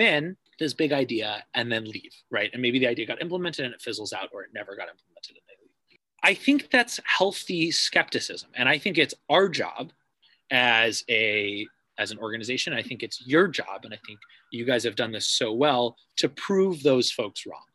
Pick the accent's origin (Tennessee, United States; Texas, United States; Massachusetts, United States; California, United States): Massachusetts, United States; Cambridge; now in New Haven, United States; I grew up in Cambridge